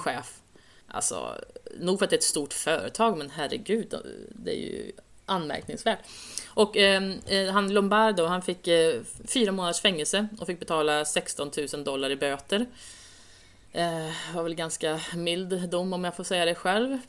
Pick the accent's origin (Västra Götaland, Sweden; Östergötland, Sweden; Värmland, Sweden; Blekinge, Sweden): Värmland, Sweden; Säffle; moved away; Jag kommer ju från Värmland från början